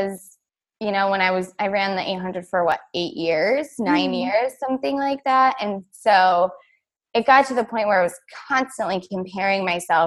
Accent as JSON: {"language": "English", "region": "New York", "country": "United States", "moved": "yes", "said": "I'm from New York, not the city"}